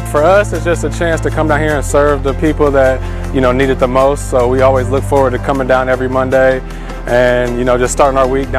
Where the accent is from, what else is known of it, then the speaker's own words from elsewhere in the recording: Kokomo, Indiana, United States; I'm from Kokomo, Indiana.